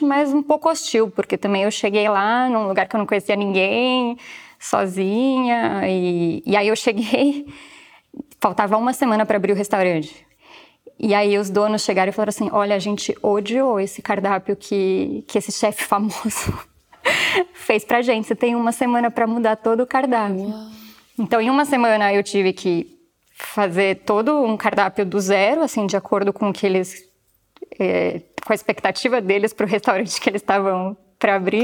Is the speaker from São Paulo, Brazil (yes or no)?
yes; São Paulo, Brazil; moved away as an adult; now in Porto, Portugal; eu sou de São Paulo